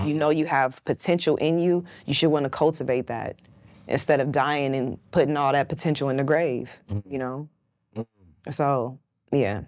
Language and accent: English; West Coast, United States; I'm from the West Coast